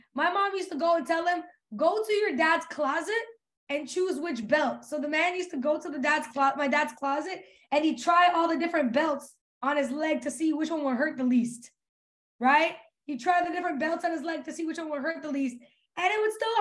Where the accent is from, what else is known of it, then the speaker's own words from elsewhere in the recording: Serbia; now in Canada; We grew up in Serbia. We didn't grow up in Canada. When we moved to Canada